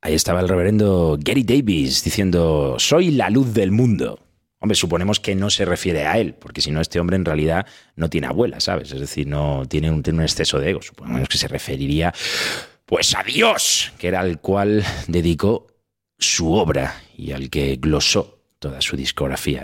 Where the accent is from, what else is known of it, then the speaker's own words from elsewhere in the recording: Talavera de la Reina, Castilla-La Mancha, Spain; soy de Talavera de la Reina